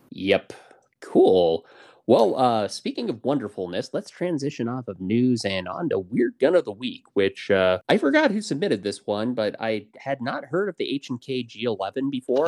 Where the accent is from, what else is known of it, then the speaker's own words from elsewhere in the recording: Portland, Oregon, United States; moved away; I'm originally from Portland